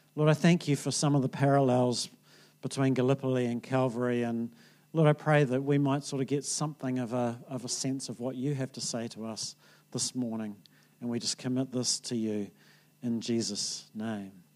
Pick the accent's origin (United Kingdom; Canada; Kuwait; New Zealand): New Zealand